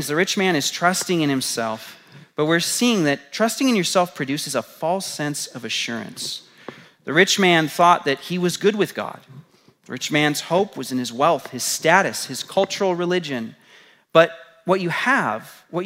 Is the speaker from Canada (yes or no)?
no; United States; being American